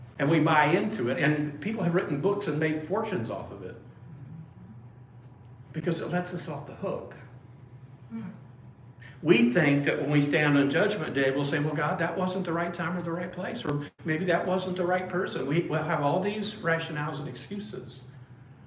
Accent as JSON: {"language": "English", "town": "Springfield", "region": "Illinois", "country": "United States", "tie": "born or raised there", "moved": "yes", "said": "I'm from Springfield, Illinois, originally. That's where I was born and raised for a period of time"}